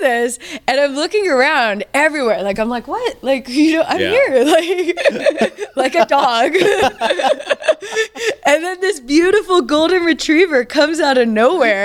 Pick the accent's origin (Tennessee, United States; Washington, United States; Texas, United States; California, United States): Washington, United States; Seattle; I'm from Seattle